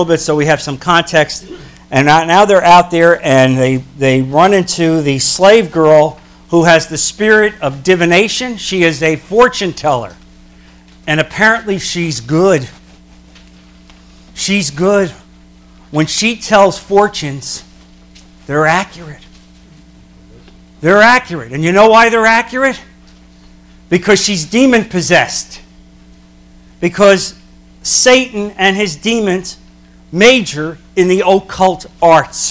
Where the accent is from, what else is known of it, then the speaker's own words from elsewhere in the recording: New Jersey, United States; moved away; I'm from New Jersey originally.